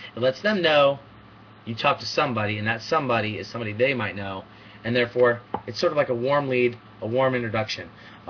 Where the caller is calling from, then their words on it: Seattle, Washington, United States; I'm calling from Seattle, Washington